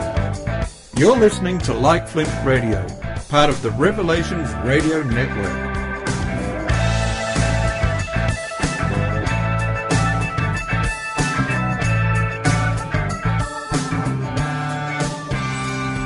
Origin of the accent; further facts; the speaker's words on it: Queensland, Australia; being a Queenslander